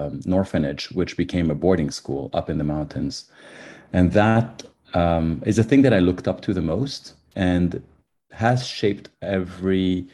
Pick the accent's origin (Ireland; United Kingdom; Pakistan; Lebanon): Lebanon; moved away; I grew up in Lebanon, and I saw, actually in the middle of the Civil War